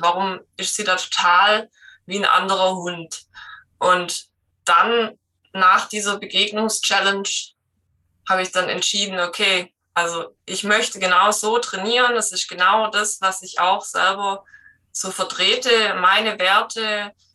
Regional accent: Black Forest, Baden-Württemberg, Germany; komme aus dem Schwarzwald

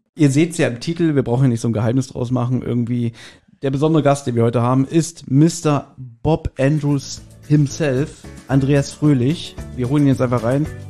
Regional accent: Berlin, Germany; wir sind ja alle drei, wir sind ja auch Berliner.

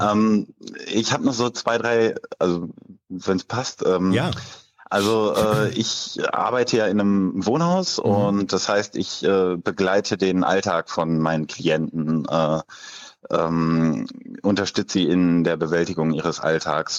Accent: Leverkusen, North Rhine-Westphalia, Germany; ich komme aus Leverkusen

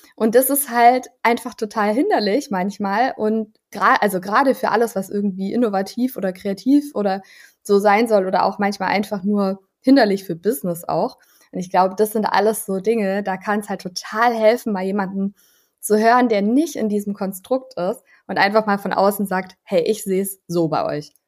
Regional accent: Allgäu, Bavaria, Germany; moved away as an adult; also born or lived in Ulm; now in Berlin, Germany; dem Allgäu, was meine Heimat ist

